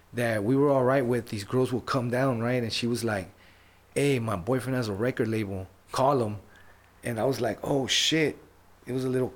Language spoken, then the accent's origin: English; Los Angeles, California, United States; I was born in Los Angeles